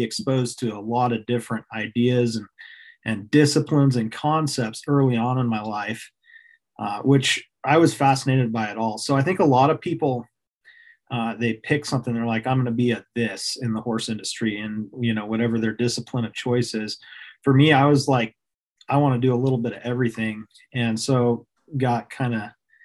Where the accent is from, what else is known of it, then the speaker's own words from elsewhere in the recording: Fairbanks, Alaska, United States; also born or lived in Anchorage, Alaska; I grew up in Alaska. I was born in Anchorage, Alaska, and moved to Fairbanks shortly thereafter.